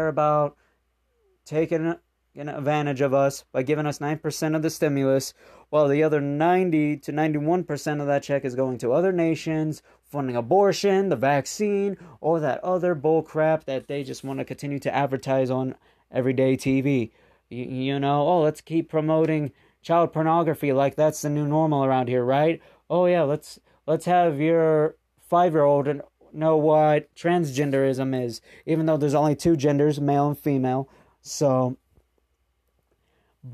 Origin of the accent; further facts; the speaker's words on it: United States; as an American